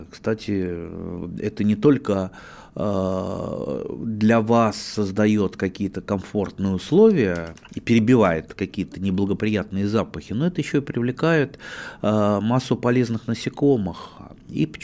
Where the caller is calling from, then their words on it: Irkutsk, Irkutsk Oblast, Russia; Я из Иркутска.